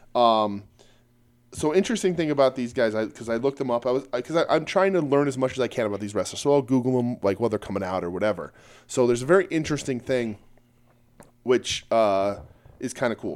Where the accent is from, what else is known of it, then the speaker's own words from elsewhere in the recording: United States; we're American